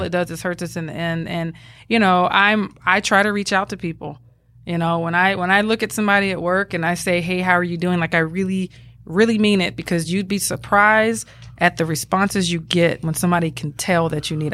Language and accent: English; Atlanta, Georgia, United States; accent: Southern; moved away as an adult; now in Arizona, United States; Growing up in Atlanta